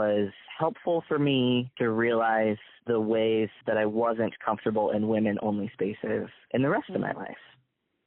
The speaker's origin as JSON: {"language": "English", "region": "Minnesota", "country": "United States", "tie": "born or raised there", "also_born_or_lived": "Jordan", "said": "growing up in Minnesota"}